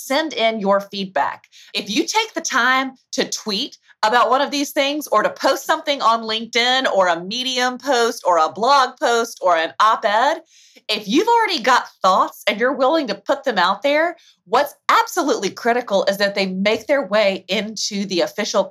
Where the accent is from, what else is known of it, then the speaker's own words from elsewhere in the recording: Alabama, United States; accent: Southern; you can probably hear a twinge of my Southern accent. I'm from the state of Alabama